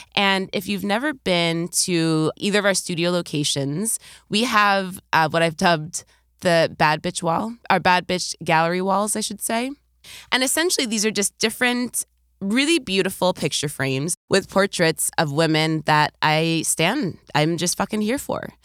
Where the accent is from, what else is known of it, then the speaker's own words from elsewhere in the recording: New York, United States; as a New Yorker